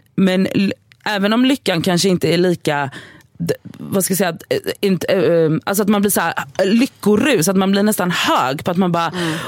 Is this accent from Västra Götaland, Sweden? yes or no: yes; Gothenburg, Västra Götaland, Sweden; moved away; jag var hemma i Göteborg i helgen